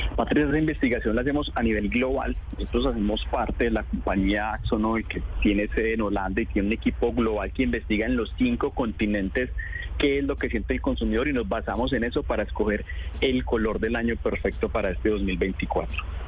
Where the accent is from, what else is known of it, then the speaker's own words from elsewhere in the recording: Colombia; Como colombianos a veces tenemos nuestra casa pintada de blanco